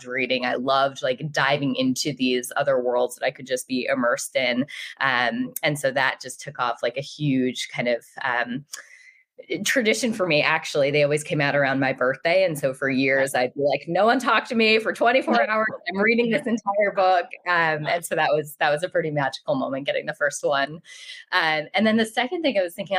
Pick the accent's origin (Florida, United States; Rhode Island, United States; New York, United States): Rhode Island, United States; I grew up in Rhode Island, so the smallest state in the country.